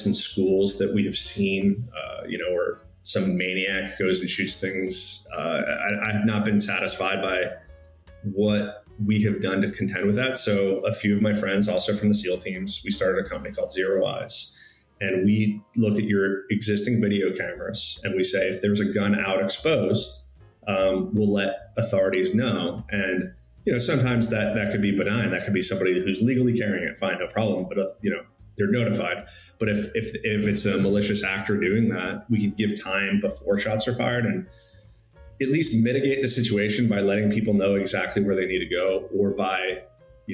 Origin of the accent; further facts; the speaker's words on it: Newtown, Connecticut, United States; moved away; also born or lived in Colorado; I went to a middle school in Connecticut that was called Chalk Hill